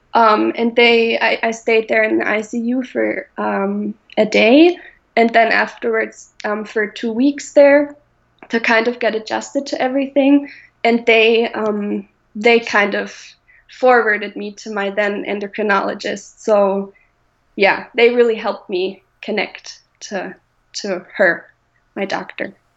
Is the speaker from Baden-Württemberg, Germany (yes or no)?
no; Bavaria, Germany; moved away as an adult; now in Minnesota, United States; I come from Germany, from Bavaria, um, more specifically. Um, and I just recently moved to Minnesota um, last year in August